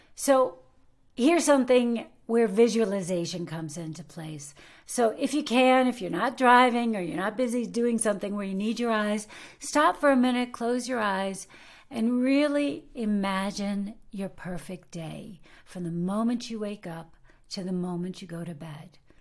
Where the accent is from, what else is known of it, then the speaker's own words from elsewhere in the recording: United States; now in Germany; I am an American actress living and working in Germany